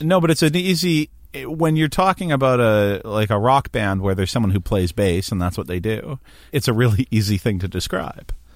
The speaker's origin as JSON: {"language": "English", "town": "Hamilton", "region": "Ontario", "country": "Canada", "tie": "born or raised there", "said": "I grew up in Hamilton"}